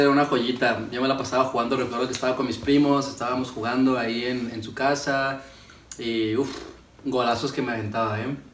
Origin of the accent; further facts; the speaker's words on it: Ciudad Juárez, Chihuahua, Mexico; Soy aquí de Ciudad Juárez, Chihuahua.